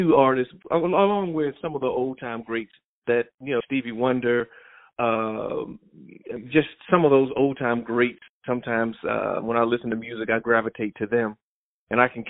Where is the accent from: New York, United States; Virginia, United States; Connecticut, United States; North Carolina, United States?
North Carolina, United States; Mooresville; I'm from Mooresville, North Carolina, originally, a little country boy down in the small city of Mooresville